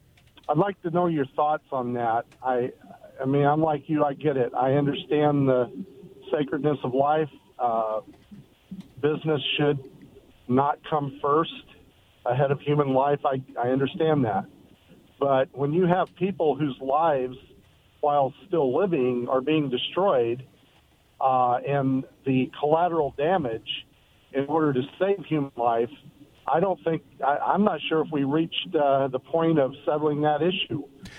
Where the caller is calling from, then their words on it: Richland, United States; Hi, it's Rod from Richland.